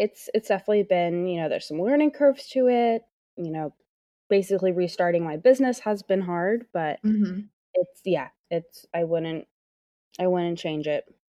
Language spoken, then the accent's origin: English; Seattle, Washington, United States; moved away as an adult; now in New York City, United States; I recently moved here in August. I'm originally from Seattle, born and raised in Seattle. And yeah, and I made the big jump in August and moved across the country.